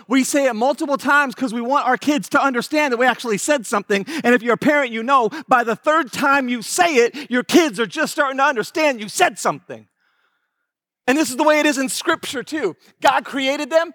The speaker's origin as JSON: {"language": "English", "town": "Houston", "region": "Texas", "country": "United States", "said": "I am from Houston, Texas"}